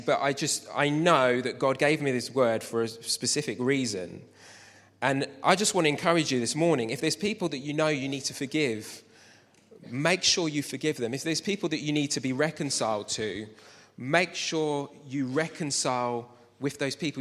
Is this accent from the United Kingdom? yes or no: yes; Luton, East of England, United Kingdom; I grew up in Luton